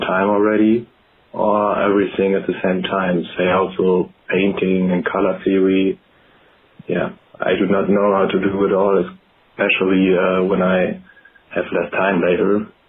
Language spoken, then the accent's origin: English; Germany; I'm 19 years old and I'm from Germany.